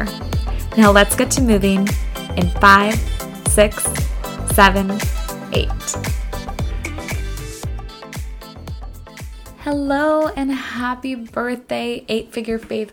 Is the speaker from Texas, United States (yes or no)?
no; Fresno, California, United States; also born or lived in Los Angeles, California; I was born and raised in Fresno, California. I left home at 18 for college, went to UCLA